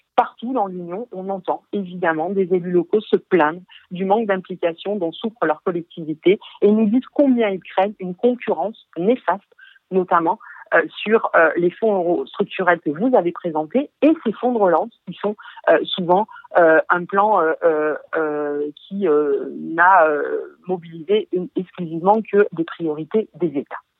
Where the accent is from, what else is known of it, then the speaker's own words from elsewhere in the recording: Arles, Provence-Alpes-Côte d'Azur, France; je suis issu d'Arles